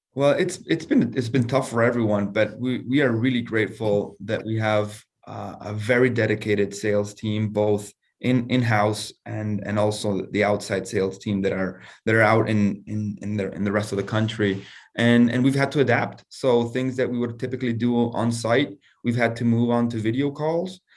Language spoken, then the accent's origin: English; Argentina; moved away as an adult; also born or lived in United States; I'm originally from Argentina.